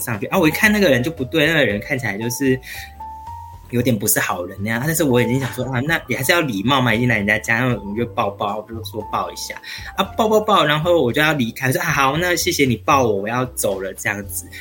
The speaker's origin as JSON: {"language": "Chinese", "region": "Taichung", "country": "Taiwan", "tie": "born or raised there", "said": "台中，对，我是嗯。台中的小孩，有台中土生土长"}